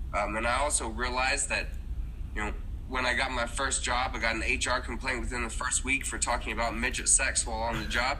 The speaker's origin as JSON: {"language": "English", "area": "Dallas-Fort Worth area", "region": "Texas", "country": "United States", "tie": "born or raised there", "said": "I was raised in the Dallas-Fort Worth area of Texas."}